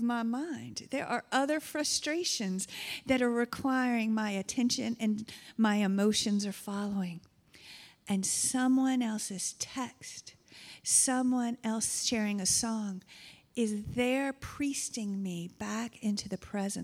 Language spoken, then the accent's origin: English; United States; now in Canada; I come from a region of the United States, and when I have my accent shows up